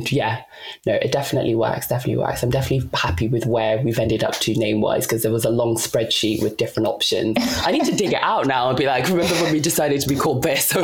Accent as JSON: {"language": "English", "country": "DR Congo", "said": "I'm Congolese. I was born in the Democratic Republic of Congo, and … is not your typical Congolese or traditional Congolese name."}